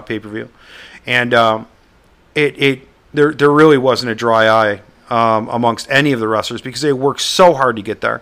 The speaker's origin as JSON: {"language": "English", "town": "Buffalo", "region": "New York", "country": "United States", "tie": "born or raised there", "said": "Growing up in Buffalo, they used to come to the Flickinger Center once a month."}